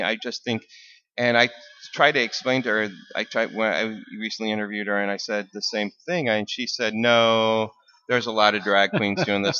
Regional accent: Burbank, Washington, United States; also born or lived in The Dalles, Oregon / Grand Coulee, Washington; I grew up in the Dalles. I was born in the Dalles, and then it gets a lot worse. ended up in a little town called Grand Coulee, and then I ended up in a town called Burbank, Washington, outside of the Tri-Cities.

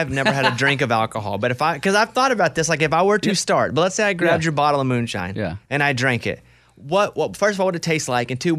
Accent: Arkansas, United States; Now, I grew up in Arkansas. Spent all my life there. I'm proud of it.

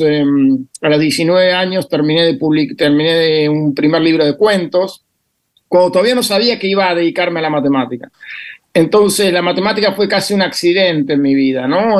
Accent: Bahía Blanca, Buenos Aires Province, Argentina; nací en Bahía Blanca

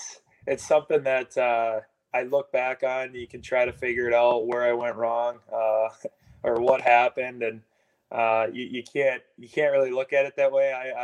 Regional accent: Blaine, Minnesota, United States; I'm from Blaine, and it was a very competitive, deep team that we had.

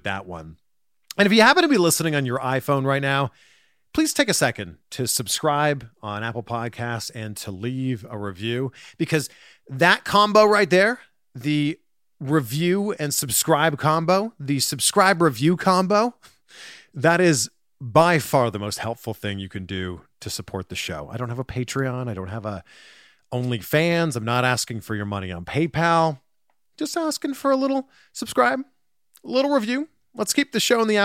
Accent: Pickering, Ontario, Canada; I grew up in Pickering.

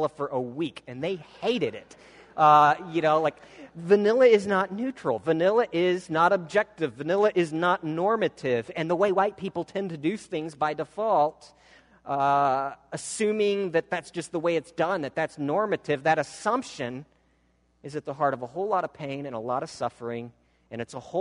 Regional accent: Midwestern American, United States; accent: Midwestern American; I speak in what's considered more or less a Midwestern American accent

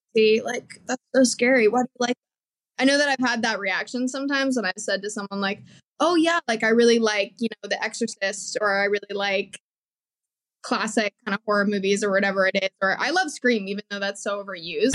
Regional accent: Colorado, United States; moved away; I grew up always doing theater, and I I'm from Colorado originally

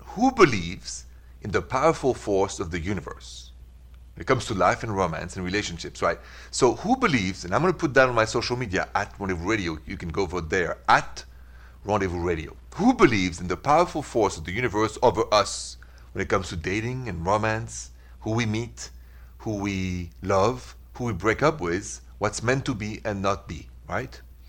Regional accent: Midwest, United States; Us from two different states. I'm from the Midwest.

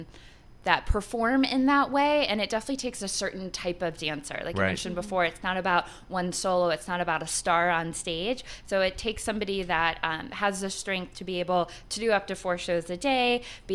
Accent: Atlanta, Georgia, United States; now in Colorado, United States; I grew up in Atlanta.

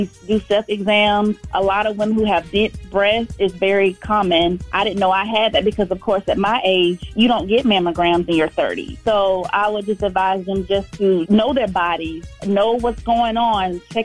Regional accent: Valdosta, Georgia, United States; I'm from Valdosta, Georgia

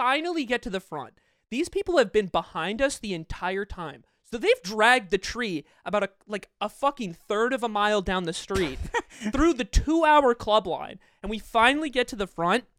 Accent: United States; I got shit for being American

